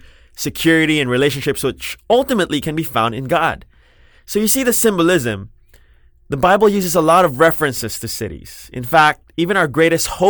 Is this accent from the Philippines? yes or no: yes; Parañaque, Metro Manila, Philippines; also born or lived in Makati / Las Piñas; I was born in Makati. I grew up in Parañaque and Las Piñas, and I studied in Manila.